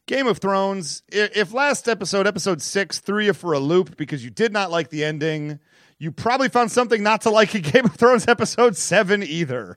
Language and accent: English; United States; I'm an American